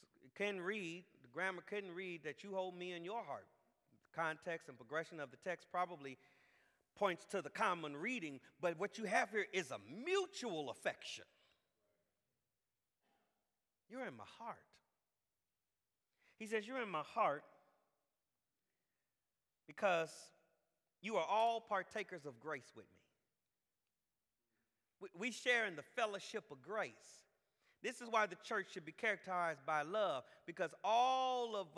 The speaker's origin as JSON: {"language": "English", "town": "Jacksonville", "region": "Florida", "country": "United States", "said": "I'm from Jacksonville"}